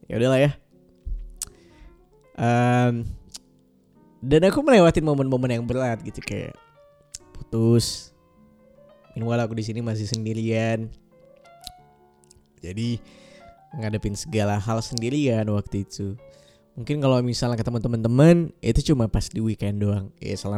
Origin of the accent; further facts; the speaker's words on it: Pontianak, West Kalimantan, Indonesia; rumahku sebenarnya di Pontianak. Ibu, ayahku semuanya ada di sana. Jadi sebenarnya kampung halamanku untuk pulang sebenarnya ada di Pontianak.